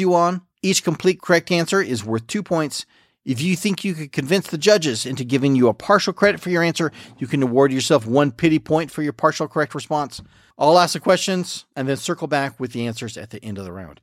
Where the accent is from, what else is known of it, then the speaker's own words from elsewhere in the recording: Southern California, United States; I grew up in Southern California